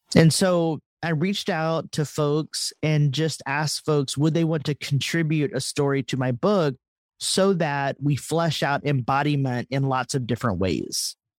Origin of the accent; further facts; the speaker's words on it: Texas, United States; accent: Texas; moved away; when I left Texas, I suppress my accent